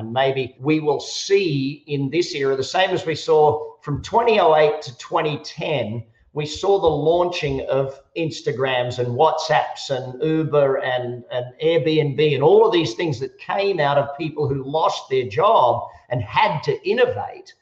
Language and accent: English; Australia; now in Las Vegas, United States; I, I, am an Australian and an American. I live in Las Vegas